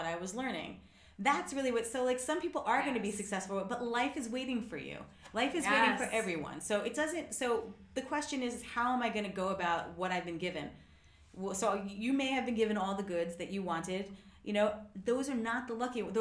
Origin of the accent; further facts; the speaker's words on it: United States; I'm an American